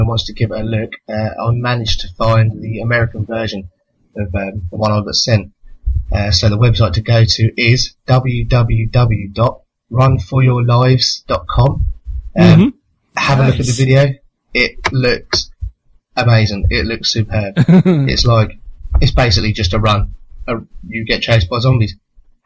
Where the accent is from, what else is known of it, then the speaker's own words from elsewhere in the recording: United Kingdom; accent: British; my sexy British accent